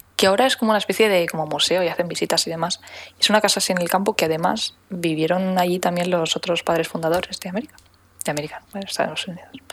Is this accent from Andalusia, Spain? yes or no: no; Menorca, Balearic Islands, Spain